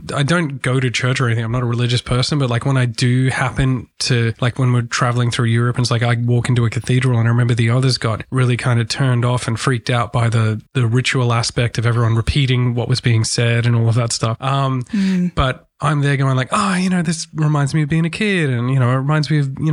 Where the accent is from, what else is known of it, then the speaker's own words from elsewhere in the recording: Brisbane, Queensland, Australia; we come from Brisbane.